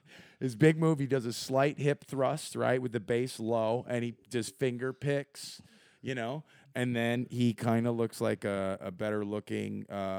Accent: Argentina; I'm from Argentina. I hang out here, and I met this guy.

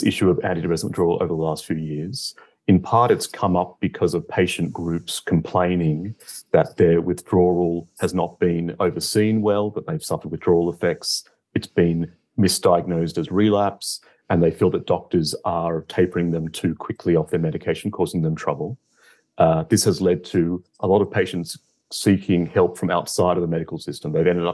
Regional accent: Australia; moved away as an adult; now in London, United Kingdom; I'm originally from Australia, where I finished my medical degree, and I've worked in London.

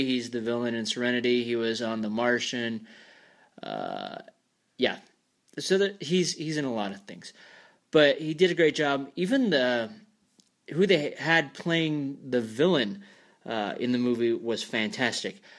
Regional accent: Scotland, United Kingdom; I'm a redhead. I'm from Scotland, so that's my Celtic heritage

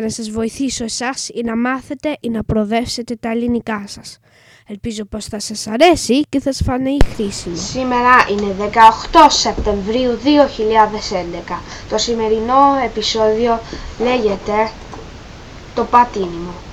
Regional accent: England, United Kingdom; Greek is a second language; είμαι 11 και είμαι Άγγλος. Η μαμά μου όμως είναι Ελληνίδα

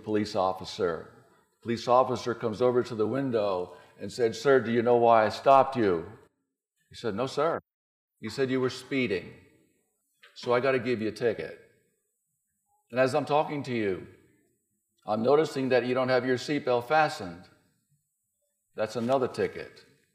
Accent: New Jersey, United States; I'm from New Jersey, from near New York

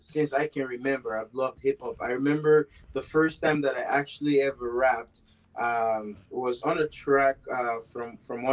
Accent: Sierra Leone; also born or lived in Moncton, New Brunswick, Canada; now in Edmonton, Canada; I was born and raised in Sierra Leone, West Africa

